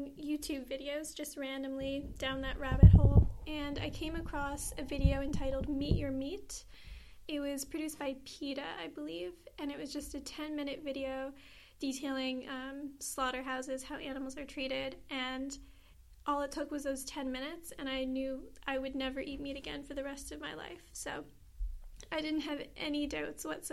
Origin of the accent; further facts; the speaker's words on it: Charlottetown, Prince Edward Island, Canada; I'm 23 and I'm an activist from Charlottetown PEI